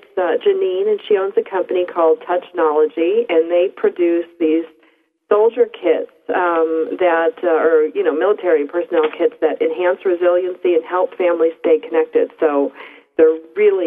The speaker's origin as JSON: {"language": "English", "region": "East Coast", "country": "United States", "tie": "born or raised there", "moved": "yes", "said": "I grew up on the East Coast"}